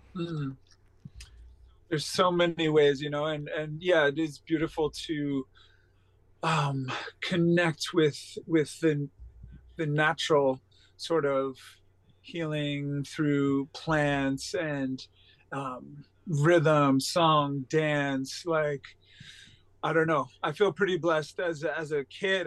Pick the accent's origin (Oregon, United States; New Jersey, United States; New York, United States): New York, United States; East Quogue; I was born at home in East Quogue uh, in a small farmhouse